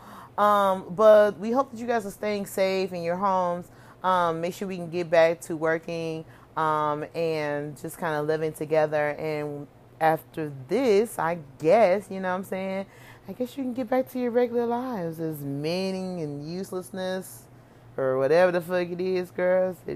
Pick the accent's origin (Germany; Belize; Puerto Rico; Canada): Belize